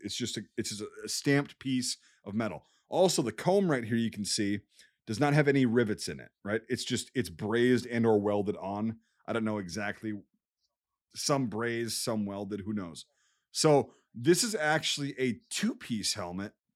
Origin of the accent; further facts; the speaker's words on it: United States; I'm an American